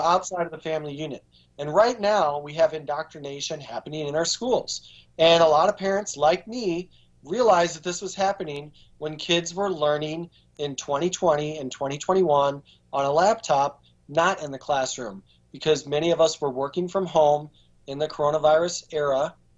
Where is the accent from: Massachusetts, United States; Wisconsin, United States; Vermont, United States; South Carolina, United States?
Wisconsin, United States; Baraboo; now in Virginia, United States; Baraboo, Wisconsin, which is my hometown